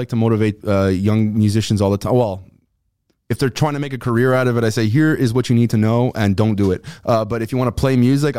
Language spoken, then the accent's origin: English; Montreal, Quebec, Canada; And when they find out we're from Montreal or you're from Montreal, they almost treat you like a god because you're from the city of Montreal